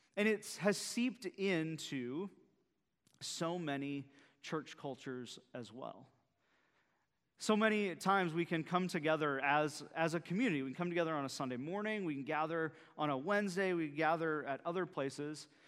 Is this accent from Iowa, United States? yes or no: yes; central Iowa, United States; now in Bayport, United States; my wife and I, uh, are both central Iowa folks